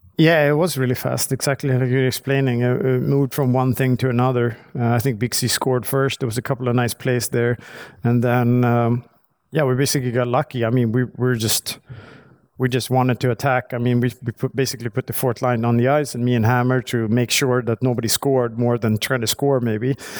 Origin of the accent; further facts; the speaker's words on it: Stockholm, Stockholm County, Sweden; I grew up in, uh, Stockholm. I'm right outside of Stockholm.